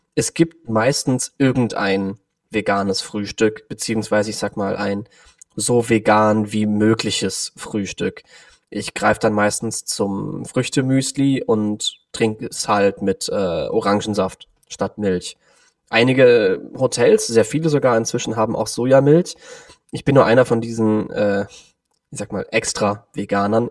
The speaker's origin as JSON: {"language": "German", "town": "Cologne", "region": "North Rhine-Westphalia", "country": "Germany", "said": "Ich komme aus Köln, bin aktuell 29 Jahre alt"}